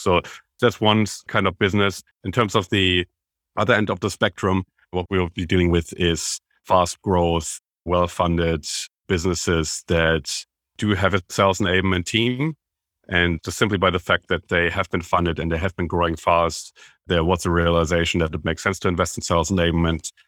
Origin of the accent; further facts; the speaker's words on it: Germany; moved away as an adult; now in Australia; I am, as you can tell by my accent, originally from Germany, but straight after I graduated, I moved from Germany to Australia